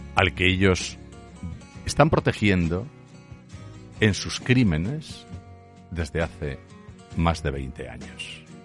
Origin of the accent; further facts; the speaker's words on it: Aragon, Spain; solo soy un zapatero aragonés